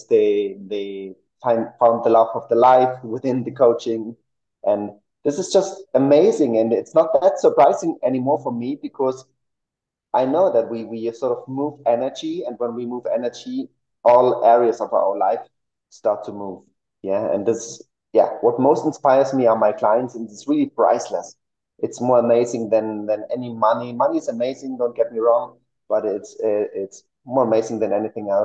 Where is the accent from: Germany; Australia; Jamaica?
Germany; now in Mexico City, Mexico; I'm originally from Germany. I live in Mexico City